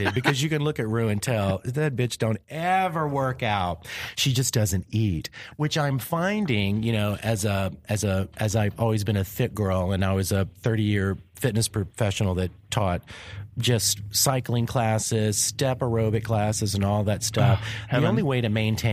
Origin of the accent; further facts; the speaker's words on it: the South, United States; also born or lived in Louisiana; I was from the South